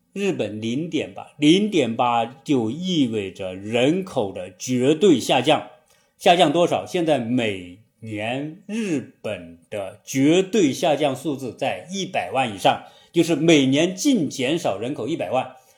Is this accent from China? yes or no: yes; China; 我们中国人